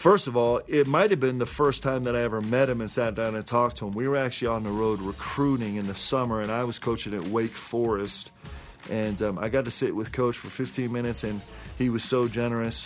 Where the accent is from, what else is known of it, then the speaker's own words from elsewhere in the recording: New York, United States; moved away; also born or lived in Omaha, Nebraska / Seattle, Washington; When I was 6 months old, moved to New York.